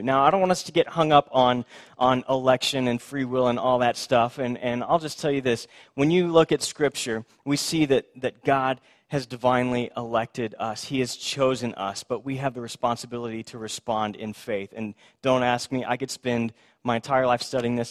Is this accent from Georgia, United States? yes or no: no; Houston, Texas, United States; I grew up in Houston